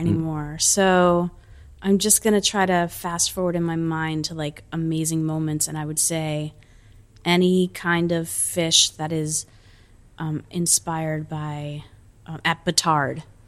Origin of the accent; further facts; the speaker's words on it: New Jersey, United States; also born or lived in Italy (ancestry) / New York; my backyard in New Jersey